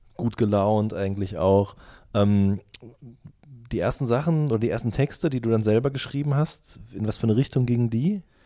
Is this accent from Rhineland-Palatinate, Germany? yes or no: no; Wuppertal area, North Rhine-Westphalia, Germany; ich komme ja auch aus der Ecke dort